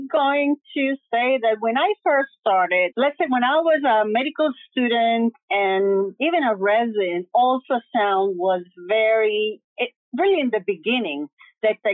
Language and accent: English; New York City, New York, United States; then of course I grew up in New York City. I went to City College, Albert Einstein in the Bronx. I got my residency there.